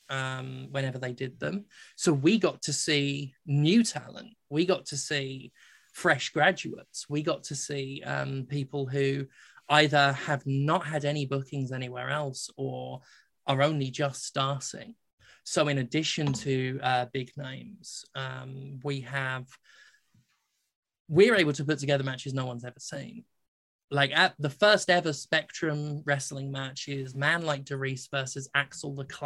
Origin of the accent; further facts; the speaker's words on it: United States; moved away as an adult; also born or lived in Mississippi / Philadelphia; now in United Kingdom; I'm an American and, and, and I have worked very American shows.